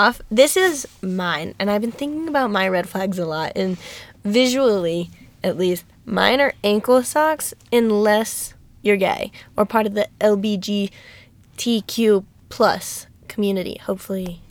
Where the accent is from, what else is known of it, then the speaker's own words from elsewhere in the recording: Alabama, United States; we're from Alabama